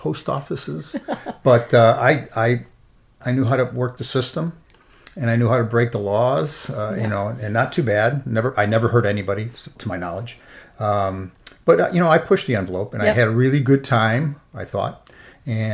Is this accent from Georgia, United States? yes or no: no; Chicago, Illinois, United States; I grew up in Chicago, a Catholic.